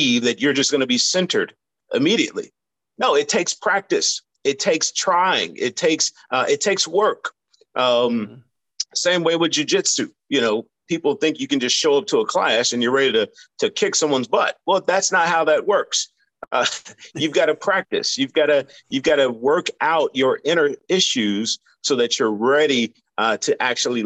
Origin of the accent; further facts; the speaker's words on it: Indianapolis, Indiana, United States; now in St. Petersburg, United States; I was raised in the Midwest in Indianapolis, Indiana